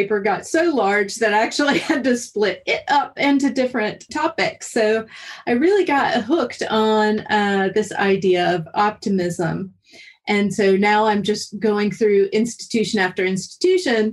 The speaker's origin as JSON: {"language": "English", "region": "North Carolina", "country": "United States", "tie": "born or raised there", "said": "growing up in North Carolina."}